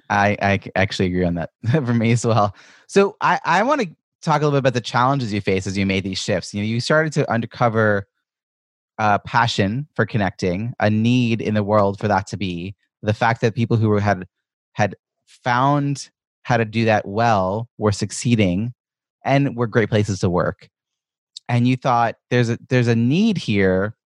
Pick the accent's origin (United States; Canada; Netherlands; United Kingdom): United States; Ronkonkoma, New York; I grew up in Long Island